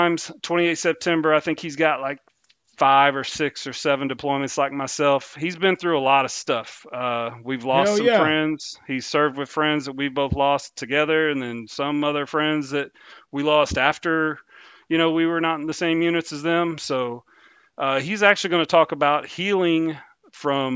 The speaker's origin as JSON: {"language": "English", "country": "United States", "accent": "country", "said": "my country accent"}